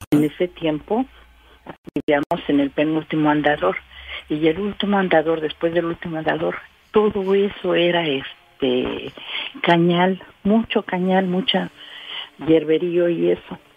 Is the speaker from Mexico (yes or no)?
yes; Orizaba, Veracruz, Mexico; De Orizaba.